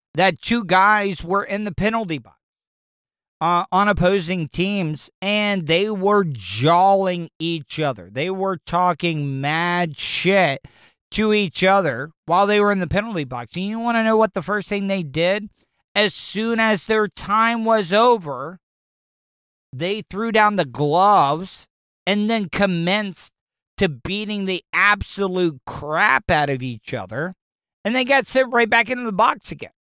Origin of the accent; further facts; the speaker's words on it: Florida, United States; I grew up in Florida.